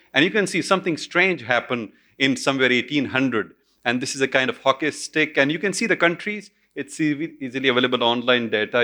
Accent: Pakistan; my home country, Pakistan

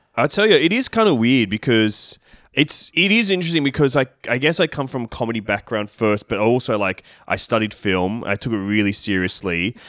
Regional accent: Sydney, New South Wales, Australia; I grew up in Leichhardt and Dulwich Hill.

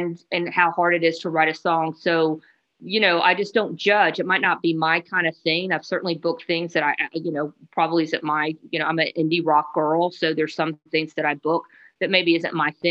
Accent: Atlanta, Georgia, United States; now in Athens, United States; I'm from Atlanta

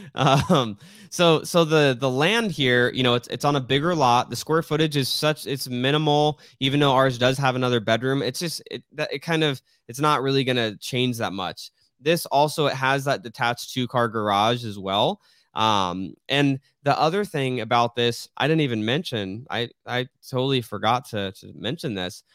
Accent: Riggs Road, Arizona, United States; I grew up on Riggs Road, that is a very highly trafficked road

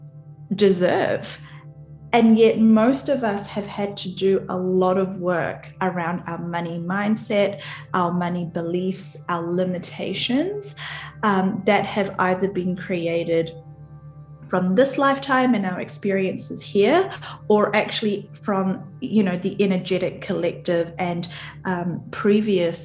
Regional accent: New Zealand; I'm from New Zealand

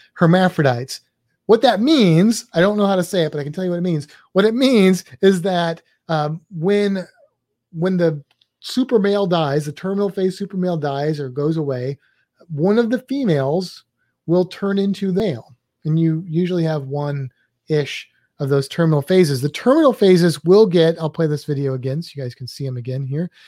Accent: St. Louis, Missouri, United States; my hometown of Saint Louis

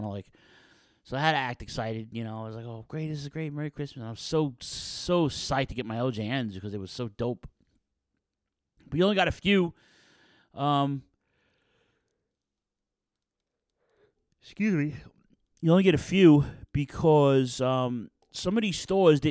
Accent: New York City, New York, United States; I grew up in Ridgewood, Queens, so it was the Queens, North Brooklyn border of the five boroughs

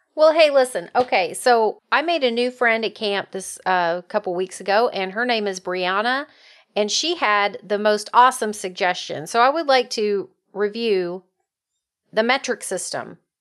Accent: United States; as an American

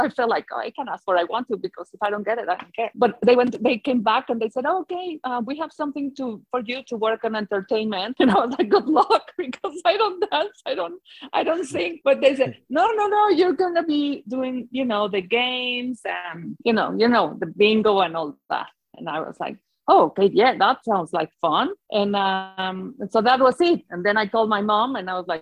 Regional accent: Mexico; English is a second language; moved away as an adult; also born or lived in London; And I said, Mexico

